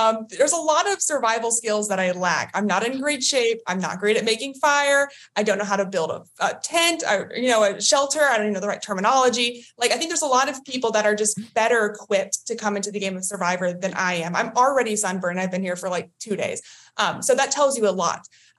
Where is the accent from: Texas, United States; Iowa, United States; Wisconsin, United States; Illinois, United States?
Texas, United States; now in Maryland, United States; Yeah, I'm from Maryland. I originally from Texas, but I live in Maryland now, and I'm an investment analyst.